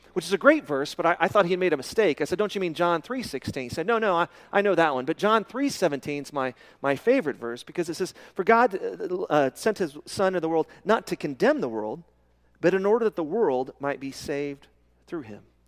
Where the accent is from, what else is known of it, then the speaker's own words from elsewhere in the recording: Midland, Texas, United States; when I was a kid growing up in Midland, Texas